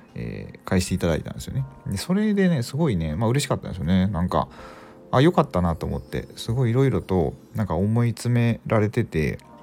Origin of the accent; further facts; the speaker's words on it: Mie, Japan; 僕三重県なんですけどあの地元が